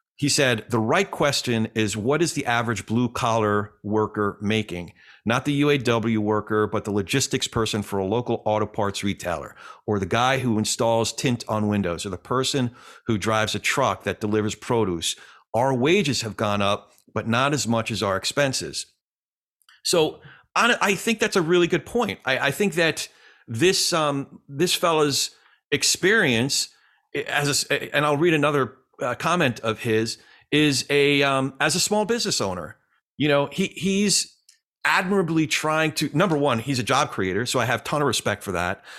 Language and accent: English; the Jersey side, New Jersey, United States; my hometown, the Jersey side